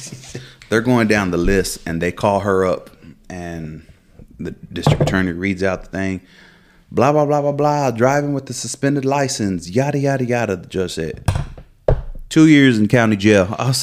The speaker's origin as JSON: {"language": "English", "region": "Texas", "country": "United States", "said": "I was like, bro, I don't even live here. I said, I'm from Texas and yada."}